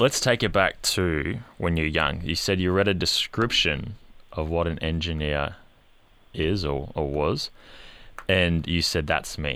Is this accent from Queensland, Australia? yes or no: yes; Queensland, Australia; as a Queenslander